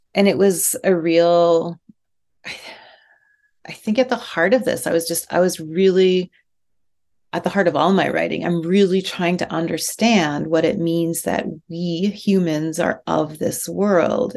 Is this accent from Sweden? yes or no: no; outside Edmonton, rural Alberta, Canada; I grew up in Alberta, outside about 40 minutes outside of Edmonton in rural Alberta